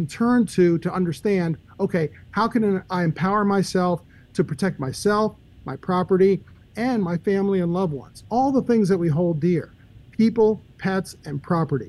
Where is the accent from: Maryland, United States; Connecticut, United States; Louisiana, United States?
Maryland, United States; moved away as an adult; also born or lived in Michigan; now in Memphis, United States; I was born and raised in Maryland